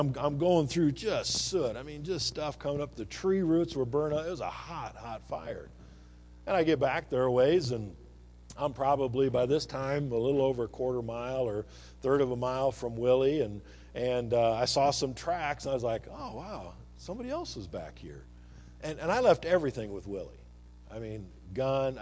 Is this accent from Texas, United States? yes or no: no; eastern Iowa, United States; also born or lived in Louisiana; now in Montana, United States; when I grew up in Iowa